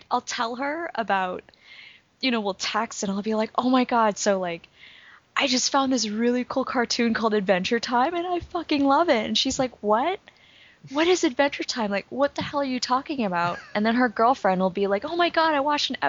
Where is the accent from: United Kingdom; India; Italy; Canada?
Canada; Vancouver, British Columbia; moved away as an adult; now in Philadelphia, United States; I'm from Vancouver, originally, but I've been living in Philadelphia for the past almost 6 years now